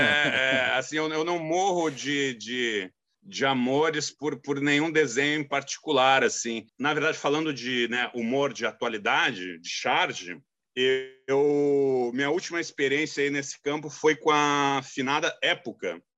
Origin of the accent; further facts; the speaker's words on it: Rio Grande do Sul, Brazil; moved away as an adult; now in Rio de Janeiro, Brazil; eu sou gaúcho, mas eu moro no Rio